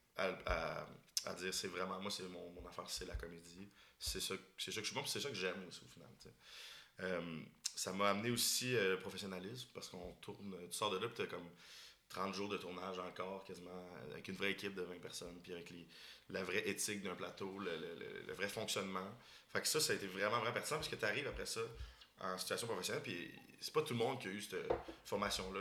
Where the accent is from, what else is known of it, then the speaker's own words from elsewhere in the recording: Boucherville, Quebec, Canada; moi, je viens de la banlieue de Montréal. je viens de Boucherville